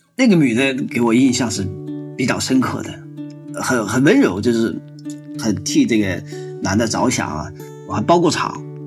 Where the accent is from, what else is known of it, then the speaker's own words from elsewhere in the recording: northern China, China; now in Chengdu, China; 我们是北方人嘛